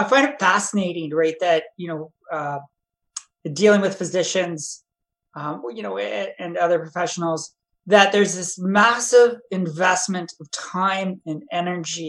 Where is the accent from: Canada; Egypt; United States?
Canada; Calgary, Alberta; I'm born and raised in Calgary.